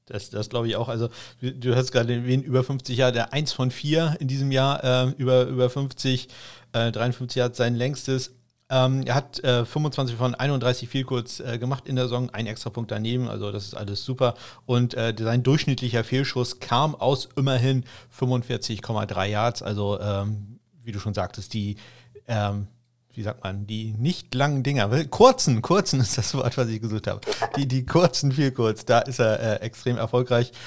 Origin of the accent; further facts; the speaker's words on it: Schleswig-Holstein, Germany; für mich als Schleswig-Holsteiner